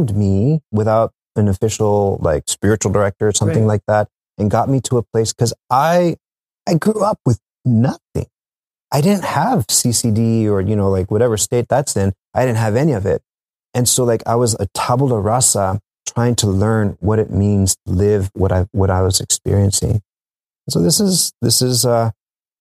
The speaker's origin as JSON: {"language": "English", "region": "South Texas", "country": "United States", "moved": "as an adult", "said": "I'm from South Texas"}